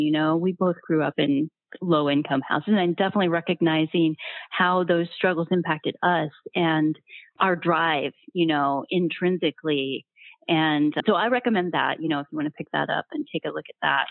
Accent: Ohio, United States; also born or lived in Milwaukee / Baltimore / Chicago; now in Naples, United States; My background is I grew up in Ohio and uh, been in Milwaukee, been in Baltimore, been in Chicago

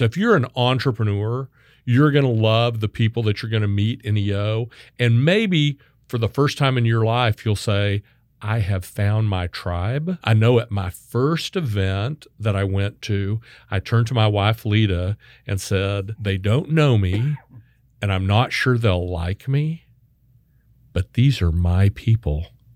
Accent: Wichita, Kansas, United States; now in Texas, United States; I was born and raised in Wichita, Kansas.

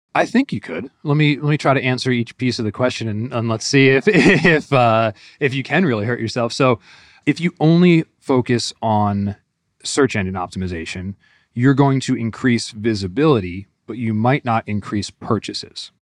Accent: Northeast, United States; moved away as an adult; now in Northwest Arkansas, United States; I grew up in the Northeast

